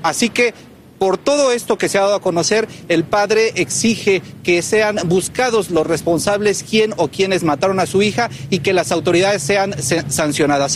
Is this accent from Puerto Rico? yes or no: yes; Puerto Rico; yo que soy de aquí de Puerto Rico